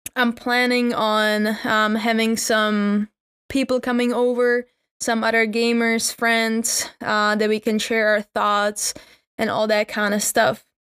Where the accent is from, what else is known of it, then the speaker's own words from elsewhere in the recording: Czechia; I'm from the Czech Republic